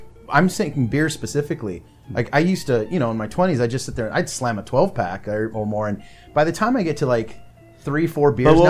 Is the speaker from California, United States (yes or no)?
yes; Bay Area, California, United States